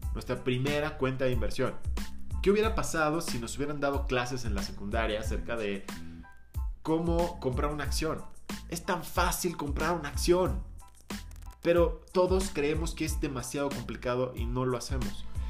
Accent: Mexico; nosotros como mexicanos

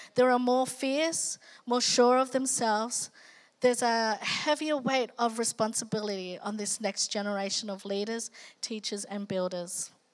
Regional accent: Australia; also born or lived in Philippines; being Asian Australian

